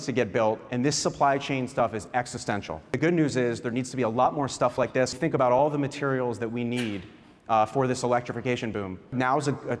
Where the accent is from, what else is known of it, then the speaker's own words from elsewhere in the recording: United States; as an American